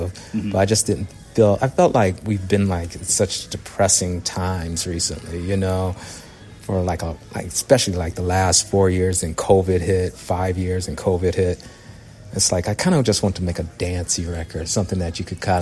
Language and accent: English; Detroit, Michigan, United States; Grew up, born and raised in Detroit, raised on soul music from my mom, my dad